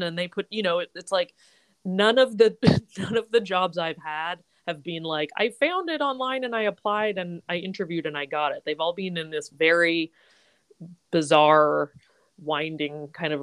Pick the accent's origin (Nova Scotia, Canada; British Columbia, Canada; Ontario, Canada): British Columbia, Canada; I grew up in BC.